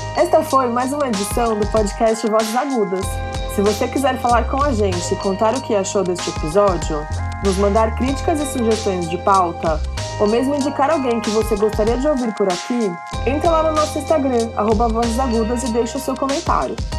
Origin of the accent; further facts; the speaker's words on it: São Paulo, Brazil; eu cresci em São Paulo